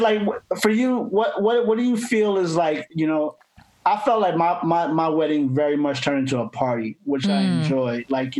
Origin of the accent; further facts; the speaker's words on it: East Coast, United States; moved away; I'm from the East Coast.